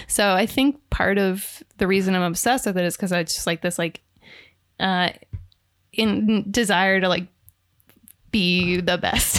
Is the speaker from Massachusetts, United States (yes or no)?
no; Minneapolis, Minnesota, United States; I'm from Minneapolis, Minnesota.